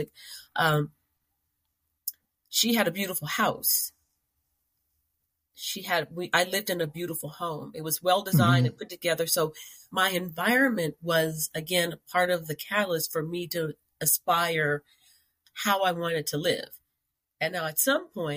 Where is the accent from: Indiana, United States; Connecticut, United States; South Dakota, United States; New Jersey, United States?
Indiana, United States; I am a Hoosier from Indiana, and I lived in a classic prairie style house